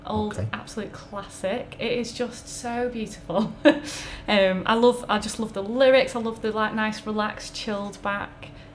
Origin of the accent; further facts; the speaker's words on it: Blackpool, North West England, United Kingdom; I grew up in Blackpool